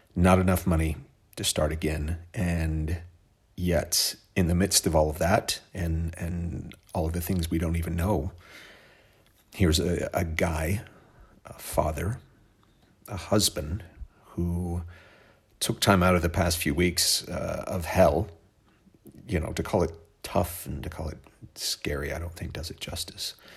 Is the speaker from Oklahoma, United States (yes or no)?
yes; Oklahoma, United States; where I was from. Uh, it's a place called Oklahoma